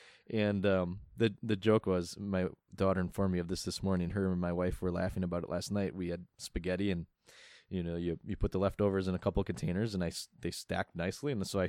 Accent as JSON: {"language": "English", "region": "Midwest", "country": "United States", "said": "Right, being a Midwesterner."}